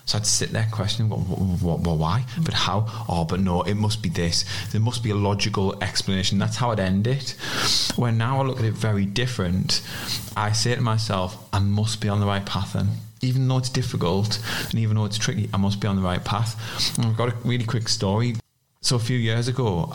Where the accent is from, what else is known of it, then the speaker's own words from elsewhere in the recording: South Shields, North East England, United Kingdom; accent: South Shields; moved away as an adult; also born or lived in Yarm, Teesside; My posh South Shields accent